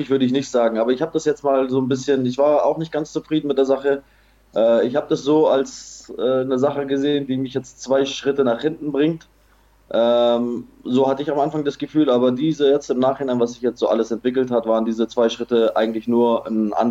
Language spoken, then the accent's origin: German; Erbil, Kurdistan Region, Iraq; in Nordirak, in die autonome Regierung Kurdistan, in meine Heimatstadt Erbil kommt